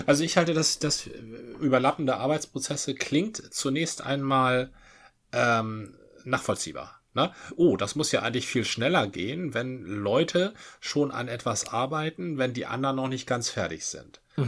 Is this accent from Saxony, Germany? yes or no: no; Dithmarschen, Schleswig-Holstein, Germany; moved away; ein Gruß aus meiner alten Heimat, ein Dittmarscher